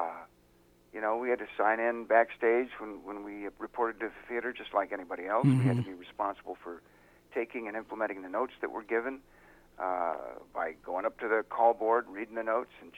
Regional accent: San Diego, California, United States; also born or lived in Los Angeles; I grew up in San Diego

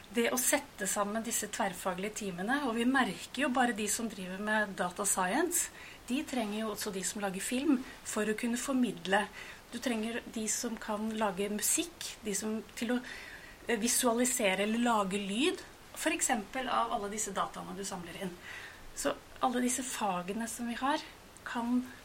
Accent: Oslo, Norway; født og oppvokst i Oslo

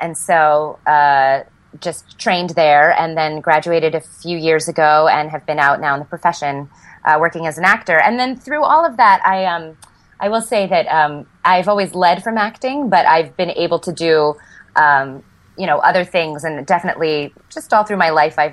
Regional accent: Connecticut, United States; moved away as an adult; also born or lived in Providence; now in New York City, United States; I grew up in Connecticut, so about an hour outside of the city

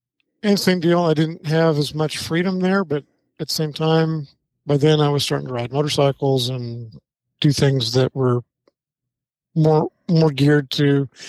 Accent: Vernonia, Oregon, United States; moved away as an adult; also born or lived in Portland, Oregon / Arkansas; I was born in Portland, Oregon. Oh, wow. Okay. Yeah, and grew up in Vernonia. For those of you that may not know where that is, it's between, let's say, between Portland and Astoria.

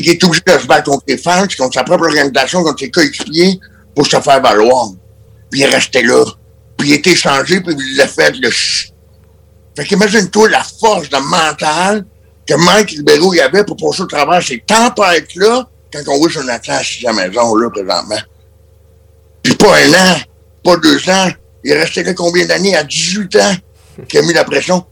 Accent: Quebec, Canada; en tant que Québécois

